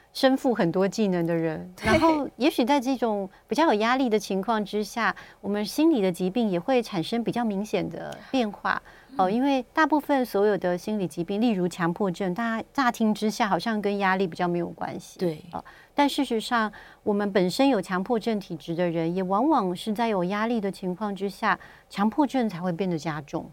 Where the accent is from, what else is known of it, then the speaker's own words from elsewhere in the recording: Taiwan; 像我们台湾人